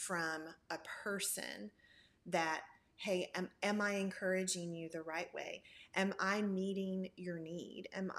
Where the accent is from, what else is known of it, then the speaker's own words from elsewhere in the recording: Memphis, Tennessee, United States; now in Knoxville, United States; I am originally from Memphis, Tennessee, but I have lived in Knoxville, Tennessee for going on almost 19 years now